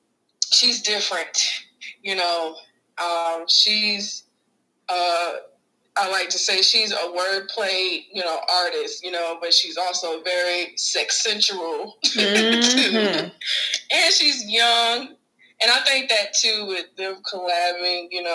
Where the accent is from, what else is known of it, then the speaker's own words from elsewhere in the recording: near Atlanta, Georgia, United States; moved away as an adult; now in Texas, United States; Growing up near Atlanta, being close to Georgia